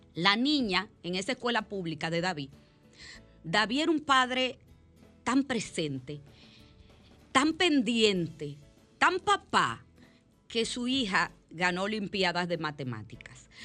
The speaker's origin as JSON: {"language": "Spanish", "region": "La Romana", "country": "Dominican Republic", "tie": "born or raised there", "said": "de mi pueblo"}